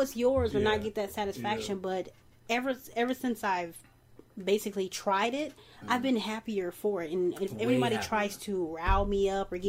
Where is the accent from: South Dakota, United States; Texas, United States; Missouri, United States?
Missouri, United States; St. Louis; I'm from St. Louis